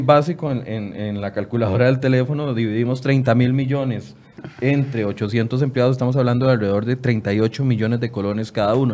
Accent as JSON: {"language": "Spanish", "country": "Costa Rica", "said": "como costarricenses"}